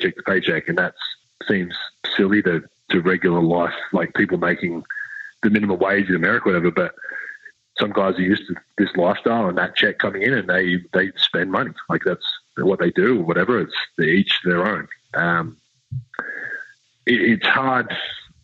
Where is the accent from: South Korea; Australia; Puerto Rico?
Australia; now in Utah, United States; being Australian